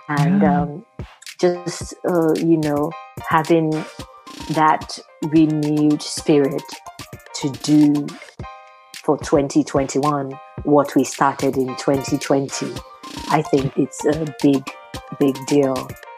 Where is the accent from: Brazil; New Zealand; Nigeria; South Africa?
Nigeria; Osun; moved away as an adult; now in United States; I am Nigerian from Osun State. I relocated to the US in July of 2017, so I'm very new to the scene.